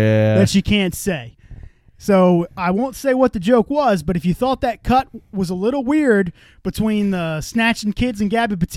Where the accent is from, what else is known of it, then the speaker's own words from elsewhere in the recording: United States; I'm an American man